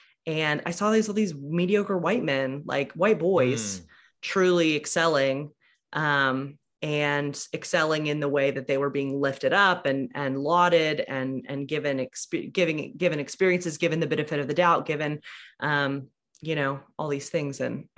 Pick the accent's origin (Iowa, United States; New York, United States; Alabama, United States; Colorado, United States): Alabama, United States; I grew up in a church that was like moderately progressive.